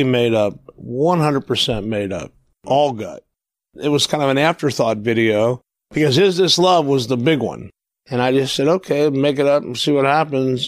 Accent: Midwest, United States; I grew up in the Midwest, and I have Midwestern tastes.

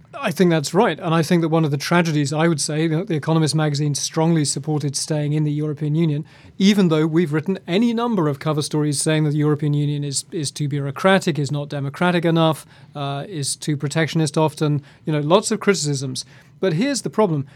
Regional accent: United Kingdom; moved away as an adult; now in Washington, United States; I'm half English, half Scottish. I feel British.

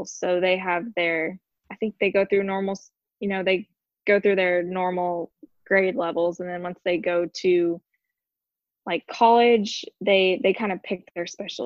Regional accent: Illinois, United States; moved away as an adult; I grew up in Illinois and I kind of wanted to get out of Illinois

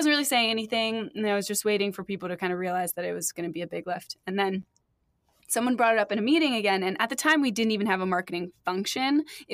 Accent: United States; I was so scared that I was going to mess it up in Tokyo and come off as a rude American.

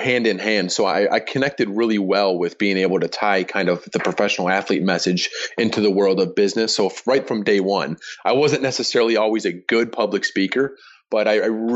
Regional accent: Chicago, Illinois, United States; my hometown team, the Chicago Bears

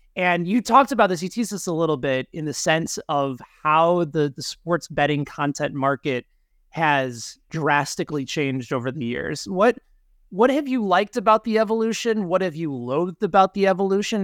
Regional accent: Chicago, Illinois, United States; moved away as an adult; now in Kansas City, United States; Danny and I grew up together in the Chicagoland area

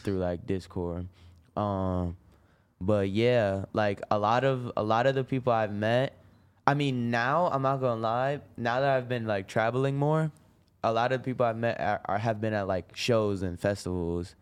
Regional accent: Rochester, New York, United States; I'm from Rochester

